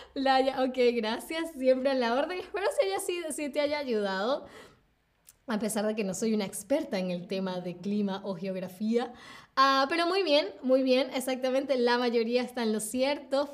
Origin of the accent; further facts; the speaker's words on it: Venezuela; yo vengo de Venezuela